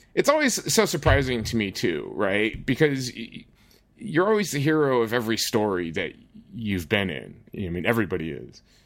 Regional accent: United States; now in Netherlands; I, as an American

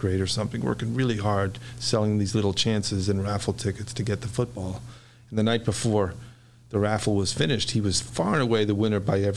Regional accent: New York City, New York, United States; now in Chicago, United States; I was born and raised in New York, and in the Bronx, actually. An area of the Bronx called Riverdale

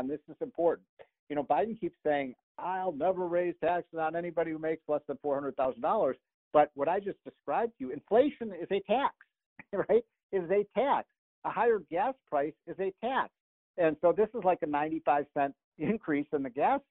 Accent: Chicago, Illinois, United States; I grew up in Chicago

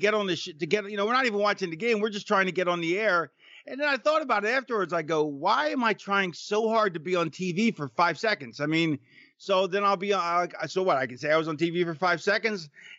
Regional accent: Florida, United States; I was from Florida, so I grew up in Florida, so we were Dolphins fans.

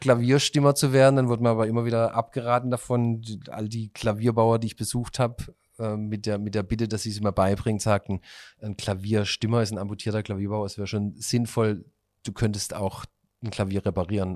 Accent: Pforzheim, Baden-Württemberg, Germany; bei uns in Pforzheim auf einem Schulfest

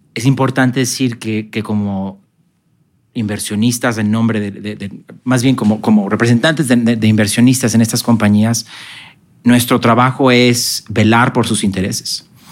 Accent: Mexico; also born or lived in Guadalajara, Mexico

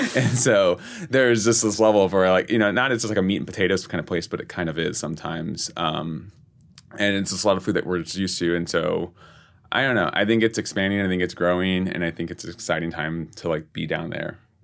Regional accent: San Antonio, Texas, United States; moved away as an adult; now in New York, United States; I'm born and raised in San Antonio. I'd lived there my whole life.

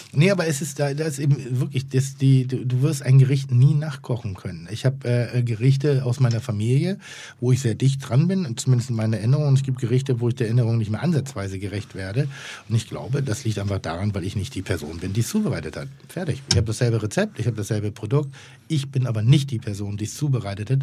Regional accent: Pinneberg, Schleswig-Holstein, Germany; Ich komme aus Schleswig-Holstein. Ich bin ein Bau, äh, Baumschulenjunge in Anführungszeichen

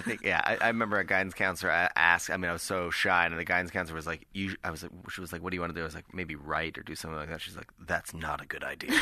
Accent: Nova Scotia, Canada; I'm from Nova Scotia

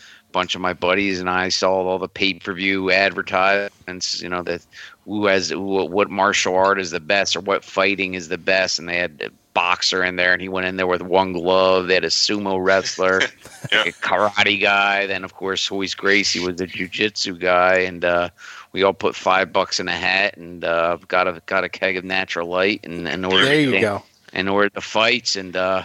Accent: Villanova, Pennsylvania, United States; I grew up in Villanova. Ever since I was a little kid, I'm from the burbs of Philly

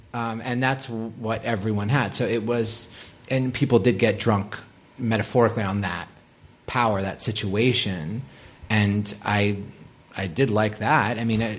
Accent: Boston, Massachusetts, United States; Again, I was from Boston. I was not like a cool kid.

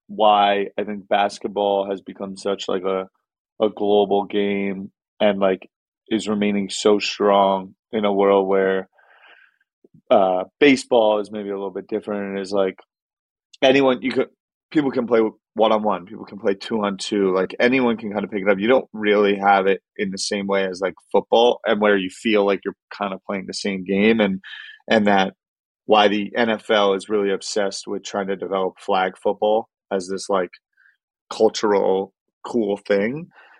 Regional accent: Ohio, United States; I'm from Ohio.

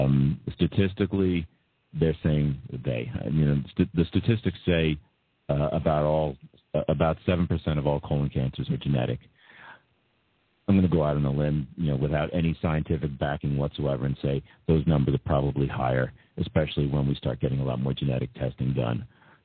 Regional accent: Massapequa, New York, United States; I've been a soccer player since I was 5 growing up in Massapequa.

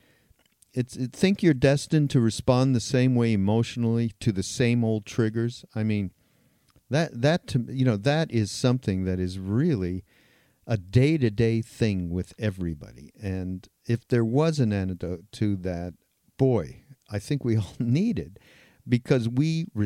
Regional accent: Canada; I'm Canadian

